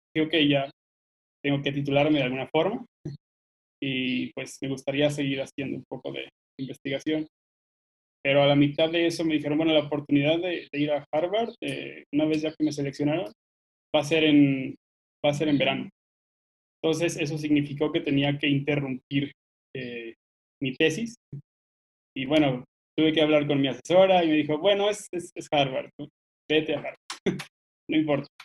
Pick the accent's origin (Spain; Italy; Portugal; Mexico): Mexico; Gómez Palacio, Durango; moved away as an adult; also born or lived in Guanajuato; nací en Gómez Palacio, Durango, en el norte, eh, pero como algunos de ustedes, también me, mudé a estudiar a otro lugar